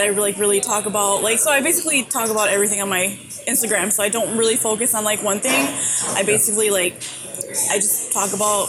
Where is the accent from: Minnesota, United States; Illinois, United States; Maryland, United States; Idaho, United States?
Illinois, United States; Chicago; I'm born and raised in Chicago.